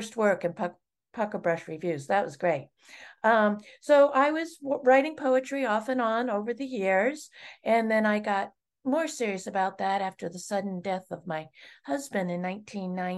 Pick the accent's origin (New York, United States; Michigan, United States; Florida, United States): Florida, United States; Space Coast near Cape Canaveral; now in Maine, United States; I grew up on the Space Coast near Cape Canaveral in Florida.